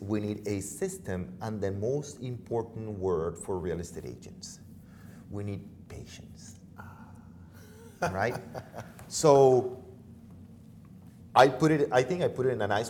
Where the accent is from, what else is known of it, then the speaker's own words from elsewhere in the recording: Venezuela; now in United States; I'm from Venezuela originally.